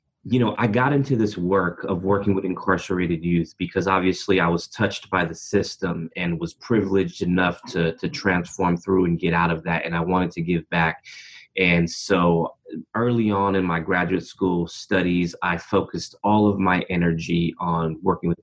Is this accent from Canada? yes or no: no; Berkeley, California, United States; now in Oakland, United States; Born and raised in Berkeley, California, and I've been in Oakland, California, right next door for the better part of my adult life